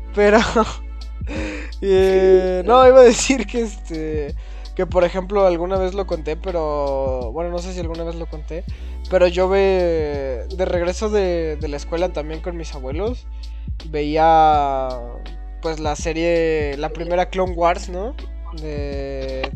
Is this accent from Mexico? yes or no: yes; Mexico; como mexicano